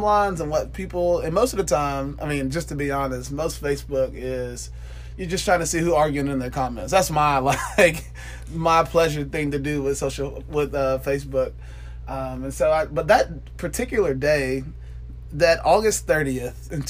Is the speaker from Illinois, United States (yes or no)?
no; Atlanta, Georgia, United States; moved away; also born or lived in Tuscaloosa, Alabama / Marion, Alabama; I grew up in South Atlanta